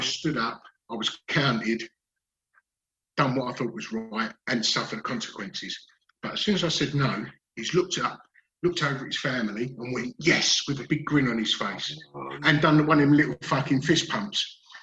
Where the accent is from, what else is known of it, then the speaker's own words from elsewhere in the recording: Dagenham, London, United Kingdom; I grew up in Dagenham in Essex